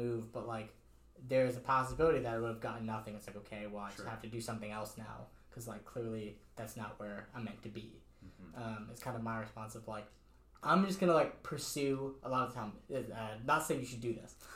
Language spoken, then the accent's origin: English; Connecticut, United States; moved away; I come from Connecticut